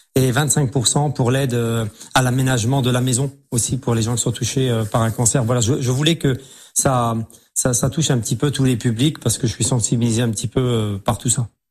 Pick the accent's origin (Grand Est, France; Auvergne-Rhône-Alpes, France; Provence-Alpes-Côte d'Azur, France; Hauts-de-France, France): Grand Est, France; Metz; also born or lived in Semécourt; moi je suis né à Metz, je suis Mosellan, je suis Lorrain d'origine. Et j'habite effectivement euh, le petit village de Smécourt